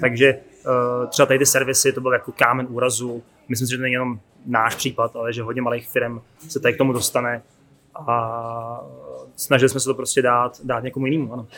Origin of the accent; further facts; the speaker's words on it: Děčín, Ústí nad Labem Region, Czechia; Já jsem z Děčína